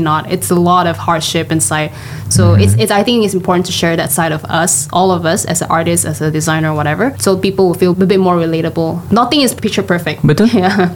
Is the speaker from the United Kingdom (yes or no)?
no; Johor, Malaysia; now in Kuala Lumpur, Malaysia; I'm originally from Johor and I work in KL for more than 10, 15 years already.